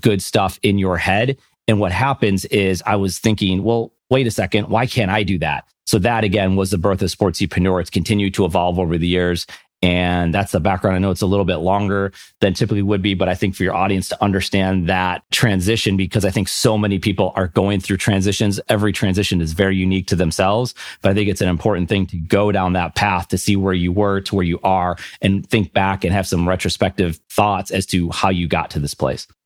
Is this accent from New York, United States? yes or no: yes; Buffalo, New York, United States; I'm from Buffalo, New York, so of course you grew up a Bills and Sabres fan